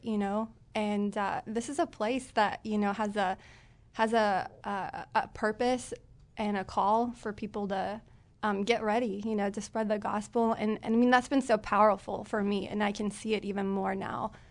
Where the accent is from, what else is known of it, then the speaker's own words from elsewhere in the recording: Springfield Branson area, Missouri, United States; moved away; I'm from the Springfield Branson area.